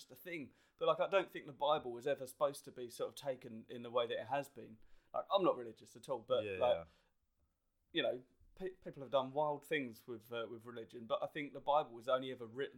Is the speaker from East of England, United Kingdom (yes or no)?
yes; Essex, East of England, United Kingdom; I'm just from Essex